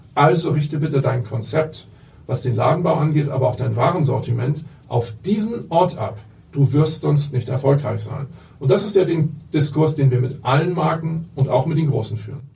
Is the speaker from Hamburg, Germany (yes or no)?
yes; Hamburg, Germany; ich bin aufgewachsen und in der Tat geboren hier